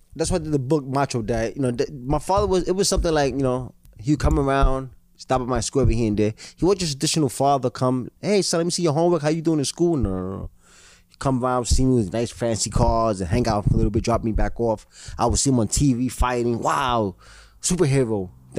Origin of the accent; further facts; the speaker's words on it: New York City, New York, United States; I was raised in New York City, and in New York City was crack cocaine neighborhood. I was raised in pissy hallways.